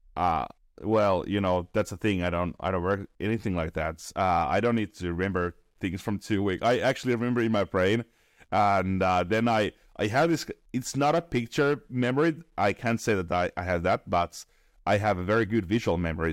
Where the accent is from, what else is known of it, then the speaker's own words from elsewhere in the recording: Finland; I'm from Finland